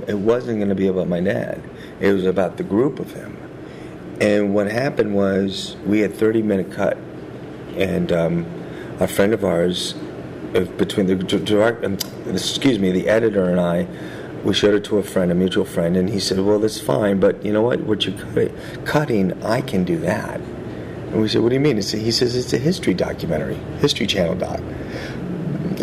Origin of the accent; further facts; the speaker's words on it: United States; we're American